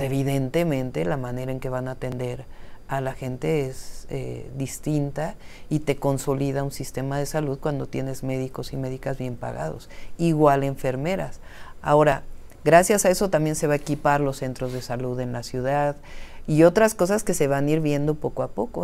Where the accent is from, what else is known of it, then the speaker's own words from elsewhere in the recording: Mexico City, Mexico; also born or lived in Berkeley, United States; yo nací en la Ciudad de México, tengo una historia de vida